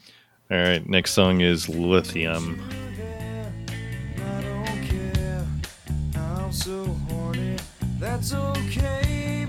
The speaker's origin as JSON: {"language": "English", "region": "Pacific Northwest", "country": "United States", "said": "I remember my roommates liking this as well, knowing that, you know, I was the guy from the Pacific Northwest"}